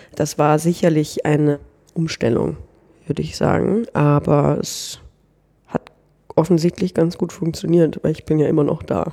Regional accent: Northern Germany, Germany; moved away as an adult; now in Austria; ich komme eigentlich aus Norddeutschland, da bin ich aufgewachsen

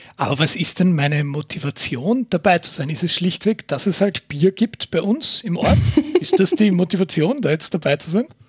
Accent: Austria; bei uns in Österreich

